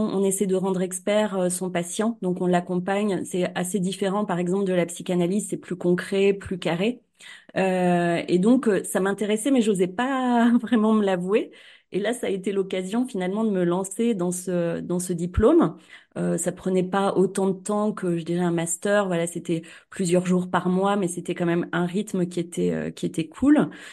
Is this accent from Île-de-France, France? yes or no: no; Cournon-d'Auvergne, Auvergne-Rhône-Alpes, France; à Clermont-Ferrand, euh, à Cournon d'Auvergne